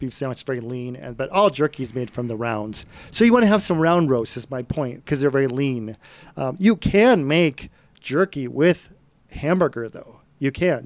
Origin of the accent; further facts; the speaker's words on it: Brighton, Colorado, United States; I grew up in Brighton on a farm